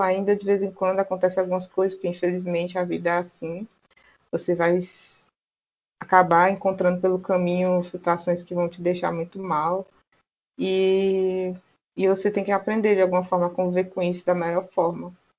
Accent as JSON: {"language": "Portuguese", "town": "Teresina", "region": "Piauí", "country": "Brazil", "said": "eu sou daqui de Teresina, no Piauí"}